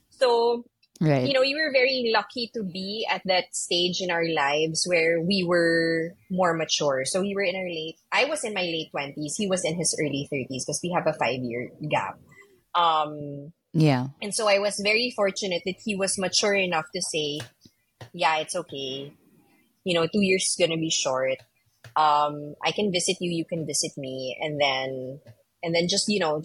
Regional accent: Manila, Metro Manila, Philippines; accent: somewhere in between American and Asian; also born or lived in New York City, United States; I'm from Manila and everybody speaks English here

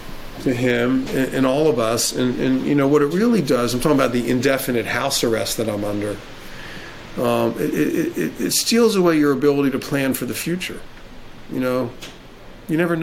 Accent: Jacksonville, Florida, United States; I was a kid, and I grew up in Jacksonville, Florida

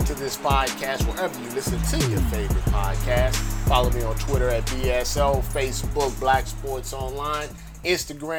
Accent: Midwest, United States; now in California, United States; I'm from the Midwest.

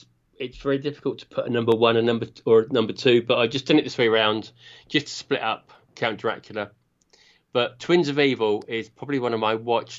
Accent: United Kingdom; I'm a Brit

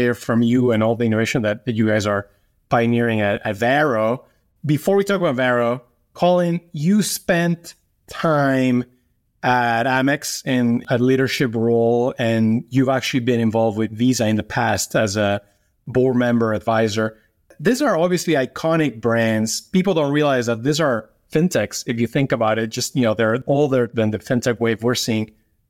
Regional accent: New York, United States; I argue as a New Yorker that New York is the capital of fintech

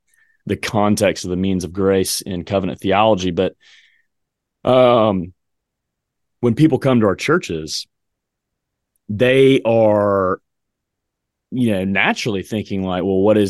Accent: the South, United States; I grew up in the South, man. I mean, look, every restaurant, every home was like buffet, man.

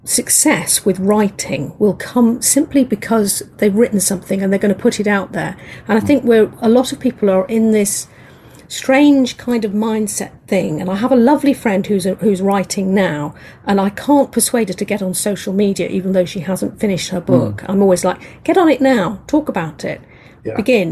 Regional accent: England, United Kingdom; accent: English; I'm an English lady, as you can hear from my accent

